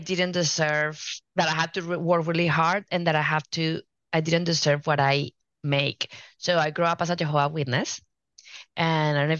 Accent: Colombia; moved away; I'm from Colombia originally, and I grew up watching both of my parents always talking

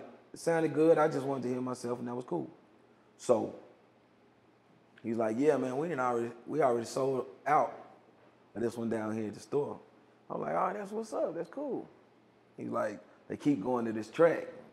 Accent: Hearne, Calvert, Texas, United States; I'm from Herndon, Calvert, Texas

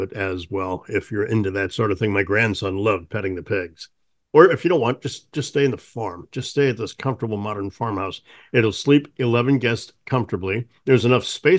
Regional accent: Missouri, United States; moved away; I'm from Missouri originally, and that's how I was taught in grade school.

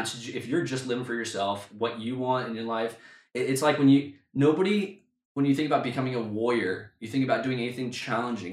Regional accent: United States; moved away as an adult; also born or lived in London; we had to move back to my hometown near my parents.

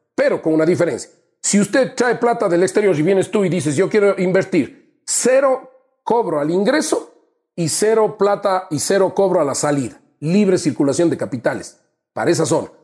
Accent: Azuay, Ecuador; mi tierra, te digo Azuay

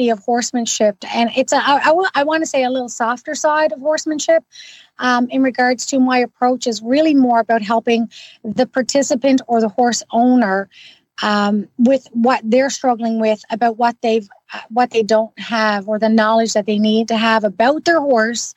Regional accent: Newfoundland and Labrador, Canada; now in Ottawa, Canada; I'm originally from Newfoundland

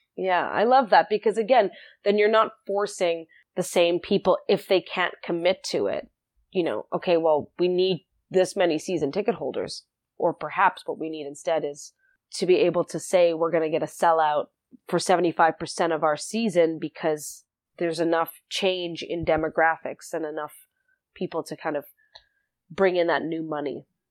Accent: South Africa; also born or lived in Winnipeg, Canada; now in Saskatchewan, Canada; I'm from South Africa originally

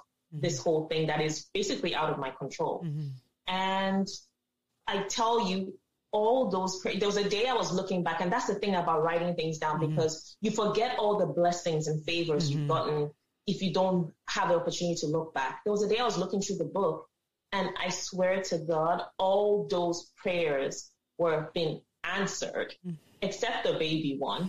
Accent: Nigeria; now in Canada; as Africans, as Nigerians

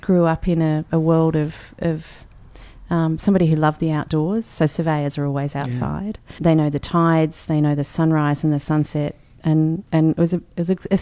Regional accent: Canberra, Australian Capital Territory, Australia; we had great, great childhood growing up in Canberra

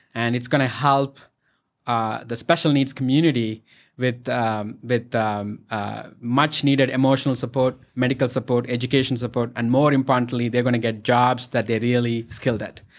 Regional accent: India; moved away; I'm from India, our culture, you support and respect elders

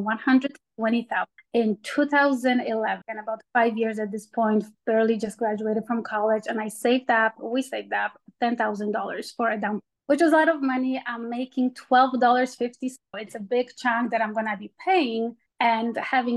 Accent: Poland; now in United States; I'm from Poland originally

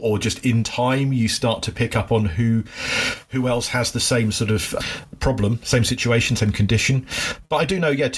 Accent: Cornwall, South West England, United Kingdom; I was born in Cornwall in the UK, which is like the far southwest end

